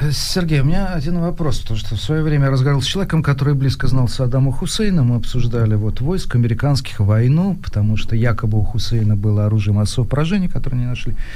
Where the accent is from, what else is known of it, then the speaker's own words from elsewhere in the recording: Ivanovo, Ivanovo Oblast, Russia; я человек прямой, ивановский, никакой не петербургский